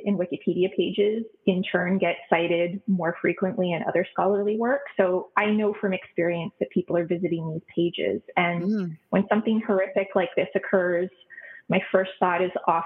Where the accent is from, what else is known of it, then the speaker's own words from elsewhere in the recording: Ottawa, Ontario, Canada; now in Waterloo, Canada; I grew up in Ottawa, Ontario, which is on unceded Algonquin territory. I did not know that until years after I had left Ottawa